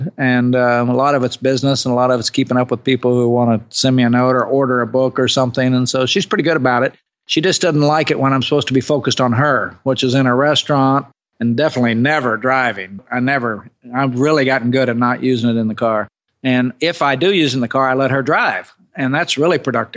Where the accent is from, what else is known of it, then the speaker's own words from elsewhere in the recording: Oklahoma, United States; I'm from Oklahoma